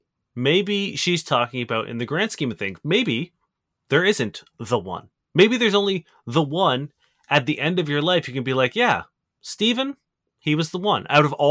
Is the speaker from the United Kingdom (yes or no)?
no; Brazil; English is a second language; I'm from Brazil.